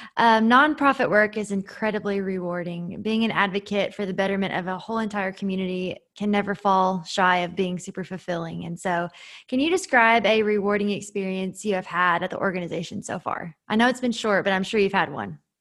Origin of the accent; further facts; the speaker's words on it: Winchester, Kentucky, United States; I am from Winchester, born and raised